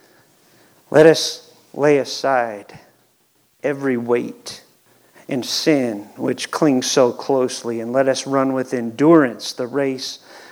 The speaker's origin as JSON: {"language": "English", "town": "Cleveland", "region": "Ohio", "country": "United States", "said": "we're from Cleveland"}